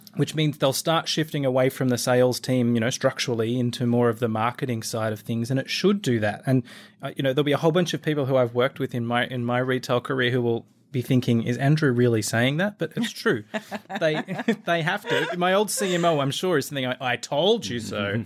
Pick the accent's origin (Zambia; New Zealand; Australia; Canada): Australia; accent: Australian; moved away as an adult; now in United States; you'll tell from the accent, I am an Aussie, now living in the U S.